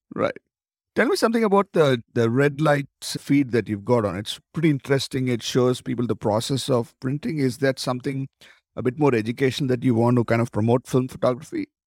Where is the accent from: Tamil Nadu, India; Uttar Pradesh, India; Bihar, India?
Tamil Nadu, India; I come from South India, actually. I come from Tamil Nadu